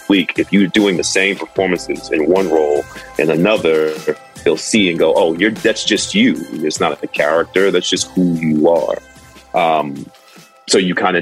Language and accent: English; New York, United States; I'm from New York